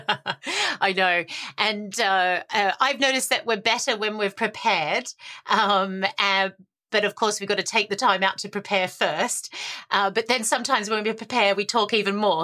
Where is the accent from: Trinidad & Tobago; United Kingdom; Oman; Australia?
Australia; I'm the Aussie optimist